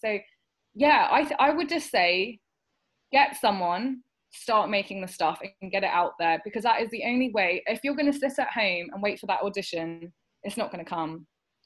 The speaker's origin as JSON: {"language": "English", "country": "United Kingdom", "said": "I'm not just South Asian, I'm British, and I'm in between"}